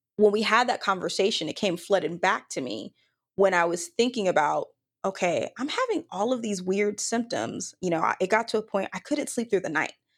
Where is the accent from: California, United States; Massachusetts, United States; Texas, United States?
Texas, United States; Dallas-Fort Worth area; now in Austin, United States; born and raised in Texas, from the Dallas-Fort Worth area.